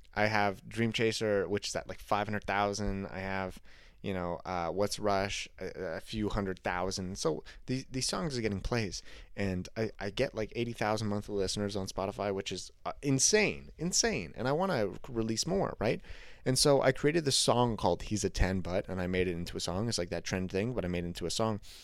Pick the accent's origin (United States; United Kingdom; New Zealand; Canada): Canada; I'm Canadian